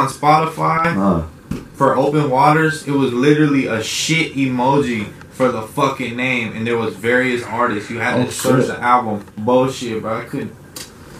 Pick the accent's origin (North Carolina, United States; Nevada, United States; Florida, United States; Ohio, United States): Nevada, United States; Reno; also born or lived in Oxnard, California; I grew up on Sutro and kind of the, I guess you would call it the hood of Reno.